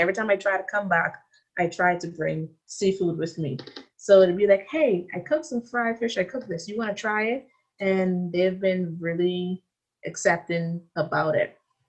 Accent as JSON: {"language": "English", "country": "Bahamas", "moved": "as an adult", "lives_now": "Tyler, United States", "said": "I know I have an accent, but it's not an African accent. I'm sorry. And then I go into the whole, well, I'm from the Bahamas."}